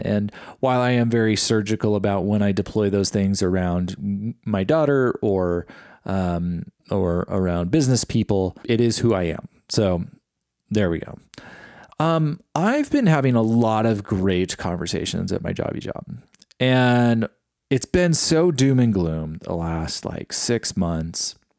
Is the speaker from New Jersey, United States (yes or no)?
no; East Bay, San Francisco Bay Area, California, United States; I grew up in the Bay Area of California, so that's, like, around San Francisco, Oakland area. And we were, we were considered East Bay